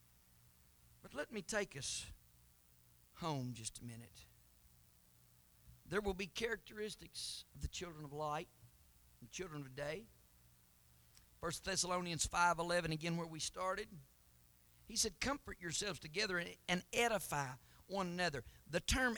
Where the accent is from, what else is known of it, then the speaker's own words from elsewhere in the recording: Knoxville, Tennessee, United States; I was born in Knoxville, Tennessee. I am an American by birth